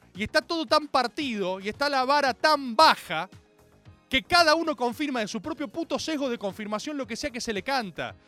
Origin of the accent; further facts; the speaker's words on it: Argentina; como argentinos